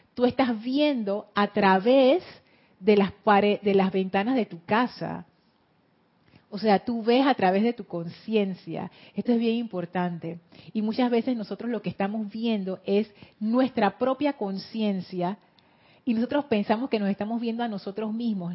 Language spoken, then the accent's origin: Spanish; Panama City, Panama; accent: Panama City; Yo hablo con el acento de Ciudad de Panamá pero no es que yo inventé ese acento, yo aprendí a hablar con ese acento